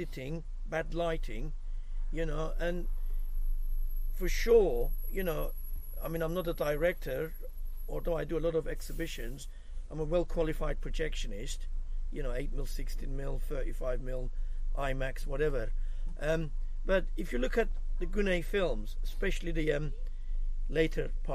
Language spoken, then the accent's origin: English; Cyprus; I'm actually from Cyprus